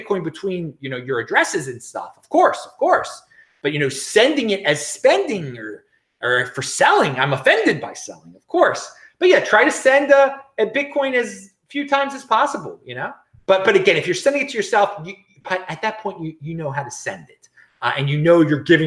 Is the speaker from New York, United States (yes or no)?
no; Baltimore, Maryland, United States; moved away; also born or lived in Los Angeles; I'm originally from Baltimore, and I will be visiting my family in Baltimore